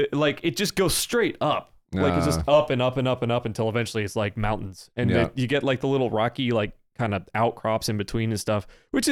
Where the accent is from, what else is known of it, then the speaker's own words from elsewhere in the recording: North Carolina, United States; we're from North Carolina